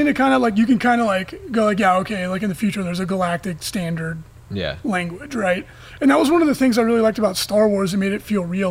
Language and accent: English; Southern California, United States; growing up in Southern California, you're exposed to a lot of native Spanish speakers